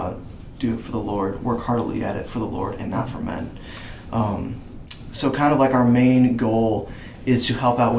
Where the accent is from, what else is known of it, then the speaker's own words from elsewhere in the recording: Michigan, United States; moved away as an adult; I'm from Michigan. I've grown up, lived in Michigan my whole life